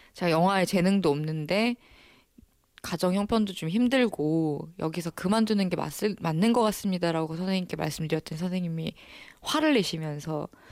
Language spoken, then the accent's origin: Korean; Ulsan, South Korea; now in Seoul, South Korea; 제 울산에 조그마한 중학교 1회 졸업생이거든요.